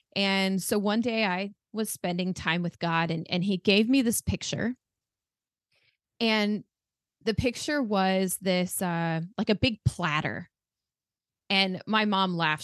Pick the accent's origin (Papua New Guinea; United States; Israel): United States; Arizona; also born or lived in France; I've lived here my entire